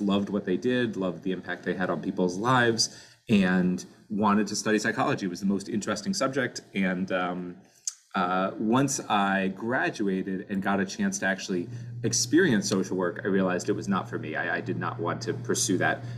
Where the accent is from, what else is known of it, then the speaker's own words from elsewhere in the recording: Orlando, Florida, United States; moved away as an adult; now in Cleveland, United States; I grew up in Orlando, Florida